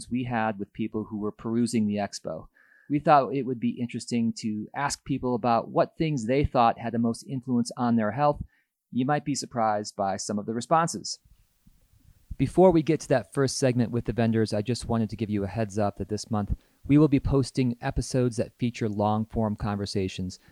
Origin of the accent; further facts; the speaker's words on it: Colorado, United States; I'm from Colorado, so there's a lot of vaping products where I come from